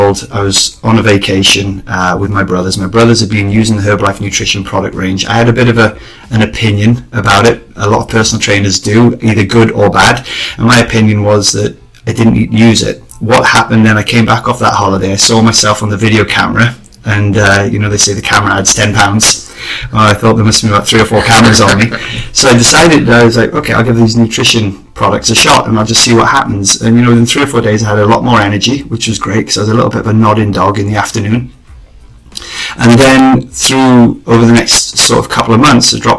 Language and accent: English; Cardigan, Wales, United Kingdom; I'm from West Wales, a little town called Cardigan.